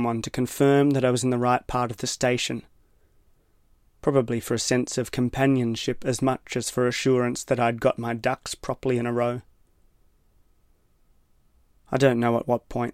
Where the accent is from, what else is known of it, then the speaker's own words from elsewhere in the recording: Tasmania, Australia; I am from Tasmania.